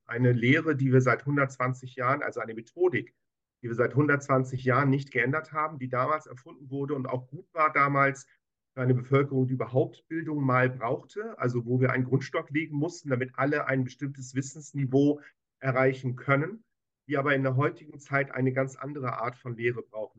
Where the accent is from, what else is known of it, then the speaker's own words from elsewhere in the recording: Hamburg, Germany; Ich bin Hamburger, geborener Hamburger Jung in 1968.